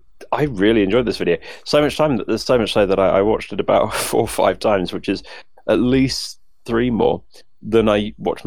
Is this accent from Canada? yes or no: no; United Kingdom; accent: crisp British; I'm British.